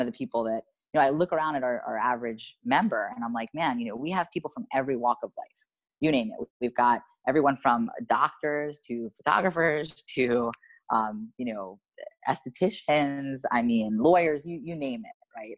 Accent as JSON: {"language": "English", "region": "New York", "country": "United States", "moved": "yes", "lives_now": "Miami, United States", "said": "I'm from New York"}